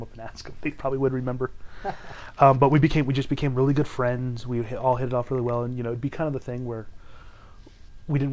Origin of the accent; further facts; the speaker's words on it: California, United States; moved away as an adult; also born or lived in Utah; I was originally from California